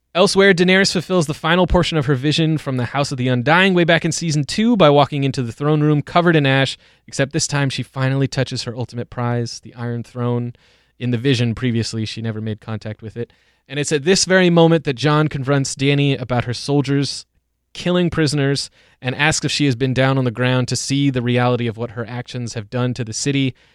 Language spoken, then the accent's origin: English; United States; we as American T V watchers and American citizens